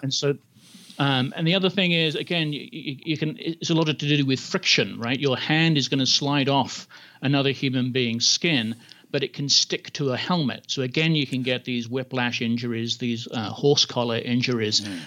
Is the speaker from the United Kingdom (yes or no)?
yes; England, United Kingdom; I grew up in England, and so in high school you play a lot of rugby